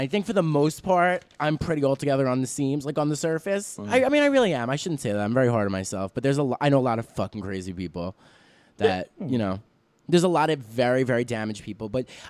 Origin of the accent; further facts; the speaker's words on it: New York City, New York, United States; we're from Staten Island.